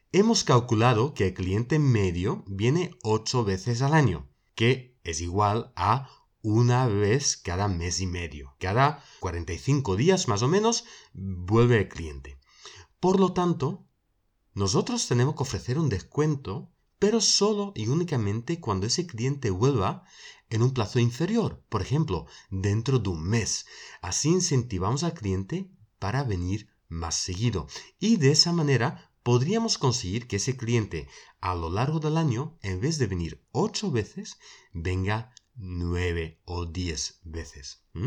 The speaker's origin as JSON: {"language": "Spanish", "country": "Belgium", "said": "una central de alarmas en mi país, en Bélgica"}